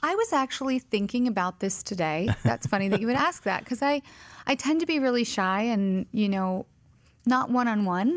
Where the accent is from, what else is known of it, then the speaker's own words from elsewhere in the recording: Colorado, United States; also born or lived in Vicenza, Italy; I was born in Vicenza, Italy, raised primarily in Colorado. my dad was in the Army